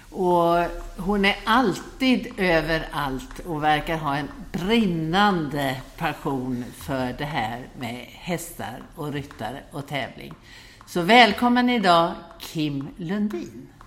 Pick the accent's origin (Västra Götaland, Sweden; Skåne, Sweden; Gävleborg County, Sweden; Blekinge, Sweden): Skåne, Sweden; Hässleholm; Jag är född i Hässleholm